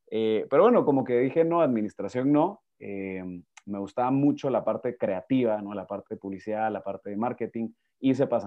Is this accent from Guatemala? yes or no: yes; Guatemala; Sí, soy de Guatemala. Ahí van, van a ver cómo mi acento poquito a poco va migrando, se mexicaniza, luego se pierde.